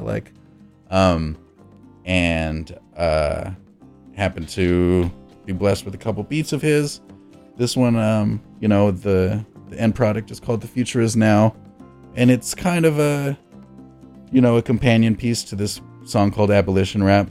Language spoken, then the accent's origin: English; Los Angeles, California, United States; also born or lived in New Mexico; I was born in New Mexico, left around six years old, and so I was living most of my life, you know, six to eighteen, um, in Los Angeles